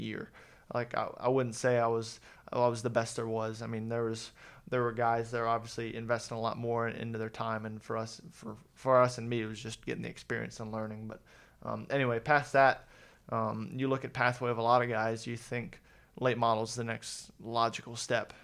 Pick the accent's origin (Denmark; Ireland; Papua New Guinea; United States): United States; Mooresville, North Carolina; also born or lived in Columbus, Ohio; I consider myself from North Carolina